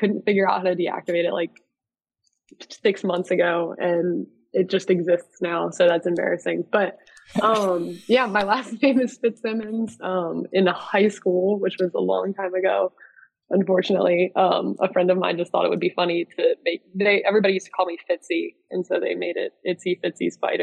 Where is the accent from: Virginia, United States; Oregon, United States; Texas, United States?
Virginia, United States; Richmond; moved away as an adult; now in Charlotte, United States; I'm from Richmond, Virginia